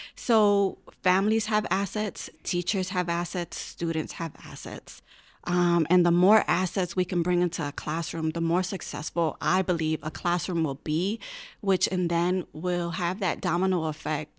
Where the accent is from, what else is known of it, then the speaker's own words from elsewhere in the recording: Hartford, Connecticut, United States; I was born and raised in Hartford, gra-, went through all Hartford schools, graduated from Hartford High